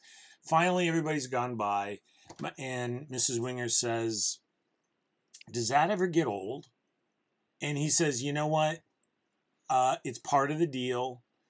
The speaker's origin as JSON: {"language": "English", "town": "Denver", "region": "Colorado", "country": "United States", "tie": "born or raised there", "said": "I grew up in Denver"}